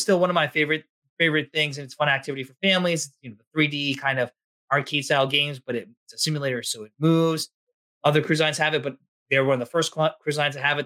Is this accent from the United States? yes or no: yes; Massachusetts, United States; We're from Mass